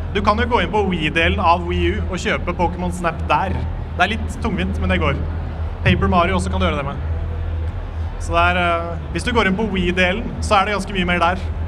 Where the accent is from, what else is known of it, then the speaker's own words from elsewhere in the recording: Sarpsborg, Østfold, Norway; født i, på sykehuset i Sjarsborg